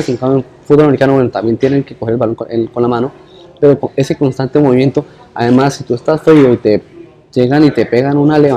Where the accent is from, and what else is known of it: Colombia; moved away